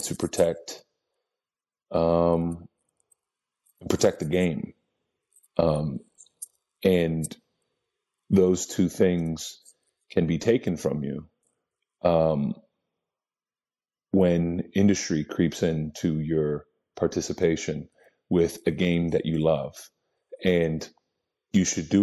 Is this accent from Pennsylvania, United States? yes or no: yes; Lebanon, Pennsylvania, United States; also born or lived in Lancaster, Pennsylvania; I was born in Lancaster, Pennsylvania, grew up in Lebanon, Pennsylvania, town about 20 to 25,000 people.